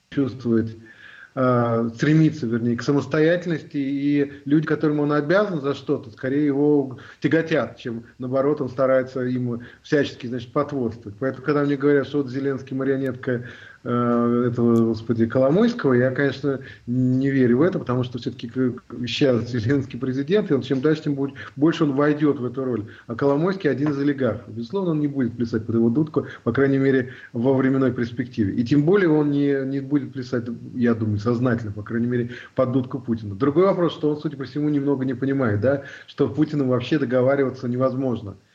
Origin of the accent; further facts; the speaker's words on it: Russia; now in Germany; я вообще россиянин. То есть э, я же родился в России, жил всю жизнь в России, потом вот я переехал в Германию.